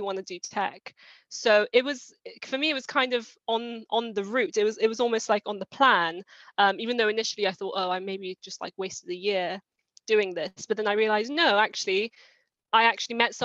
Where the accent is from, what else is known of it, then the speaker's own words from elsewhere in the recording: London, United Kingdom; also born or lived in Iran; I've mostly lived in London and been in the UK from around 5 years old